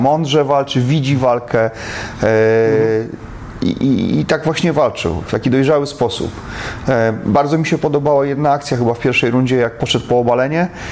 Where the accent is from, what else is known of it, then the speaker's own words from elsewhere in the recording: Poland; my z Polski